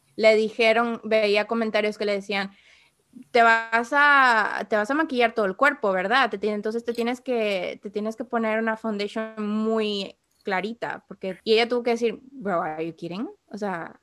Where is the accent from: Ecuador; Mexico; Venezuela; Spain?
Ecuador; now in United States; yo antes de vivir acá, yo vivía en, Ecuador, obviamente, entonces mi sentido del humor, mi manera de hablar